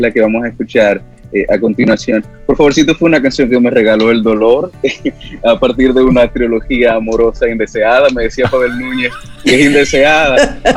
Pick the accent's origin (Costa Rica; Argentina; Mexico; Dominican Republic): Dominican Republic; con lo que somos como dominicanos